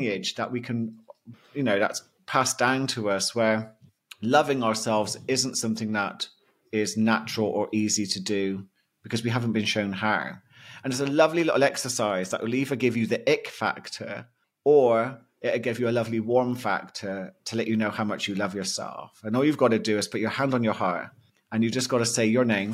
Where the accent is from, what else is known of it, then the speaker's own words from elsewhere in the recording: United Kingdom; being a Brit